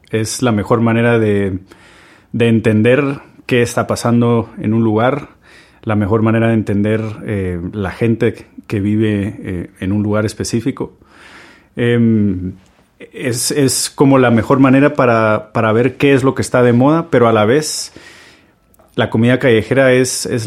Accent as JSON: {"language": "Spanish", "country": "Guatemala", "said": "Tengo 36 años, soy de Guatemala y soy cocinero."}